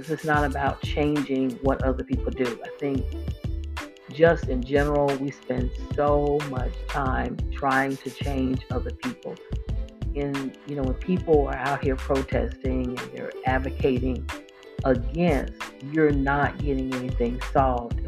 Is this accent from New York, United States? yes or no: no; Florida, United States; I grew up in Florida